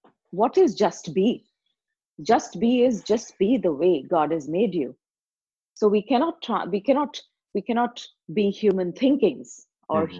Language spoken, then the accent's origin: English; India; I'm from India